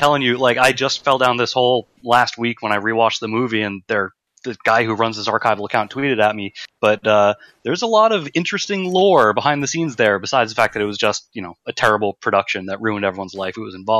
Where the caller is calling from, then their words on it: New York City, New York, United States; I'm calling from Brooklyn.